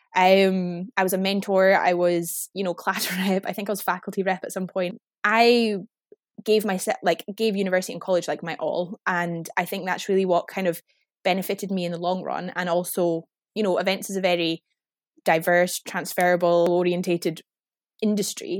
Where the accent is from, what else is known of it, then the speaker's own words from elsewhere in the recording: Inverness, Scotland, United Kingdom; also born or lived in Glasgow; now in Edinburgh, United Kingdom; I am originally from Inverness in the Highlands of Scotland